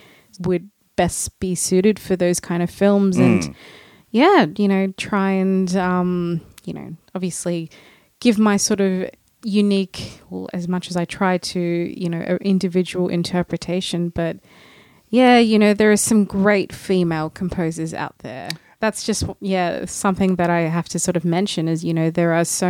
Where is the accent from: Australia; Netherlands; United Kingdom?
Australia; Sydney, New South Wales; moved away as an adult; now in Los Angeles, United States; I'm from Australia, Sydney.